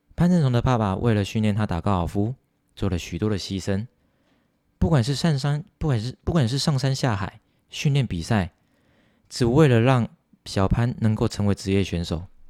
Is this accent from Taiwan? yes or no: yes; Taiwan; 我是台湾人，我感到很骄傲